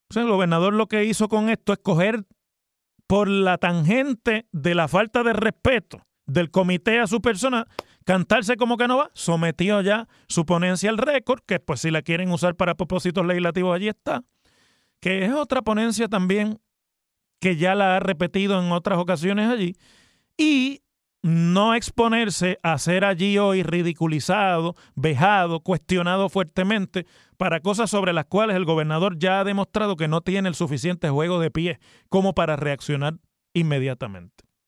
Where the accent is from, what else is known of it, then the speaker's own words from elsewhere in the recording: Mayagüez, Puerto Rico; yo cuando me criaba en Mayagüez conocí porque vivía en Mayagüez